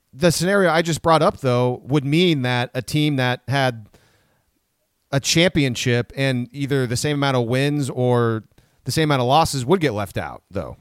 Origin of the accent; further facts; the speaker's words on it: Minnesota, United States; moved away; we're from Minnesota